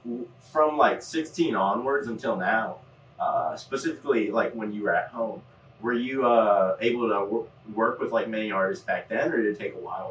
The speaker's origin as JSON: {"language": "English", "region": "Midwest", "country": "United States", "said": "I'm from the Midwest. I've been to California a little bit."}